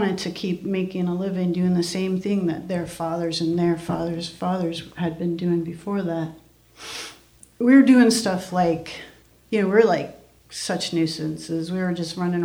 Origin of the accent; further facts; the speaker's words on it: Adirondack Mountains, New York, United States; I grew up in the Adirondack Mountains.